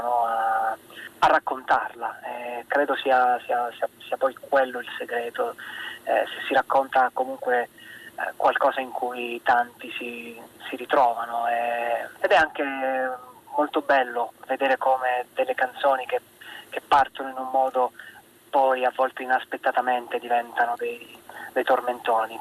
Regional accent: Taranto, Apulia, Italy; now in Milan, Italy; sono tarantino e quindi cresciuto con il mare

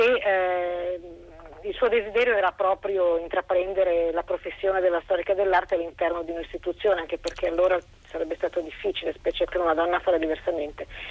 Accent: Milan, Lombardy, Italy; essendo io milanese

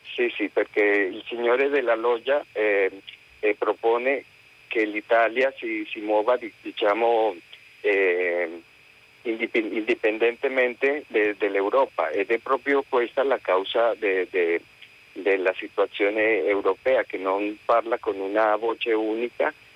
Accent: Colombia; moved away; io sono colombiano

